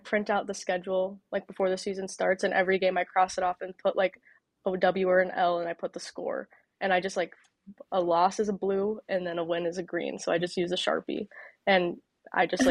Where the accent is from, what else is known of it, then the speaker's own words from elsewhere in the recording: Charlotte, North Carolina, United States; moved away; I grew up obviously in Charlotte, grew up a Panthers fan